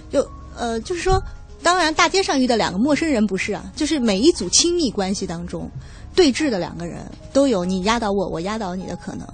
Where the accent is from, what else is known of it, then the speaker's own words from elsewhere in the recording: Hefei, Anhui, China; 我是合肥人